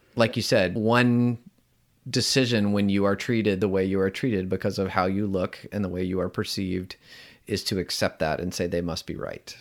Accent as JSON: {"language": "English", "region": "the South", "country": "United States", "tie": "born or raised there", "said": "growing up in the South here in the United States"}